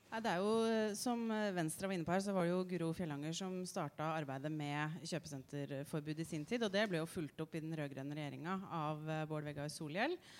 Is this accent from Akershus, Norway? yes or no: yes; Asker, Akershus, Norway; der jeg vokste opp i Asker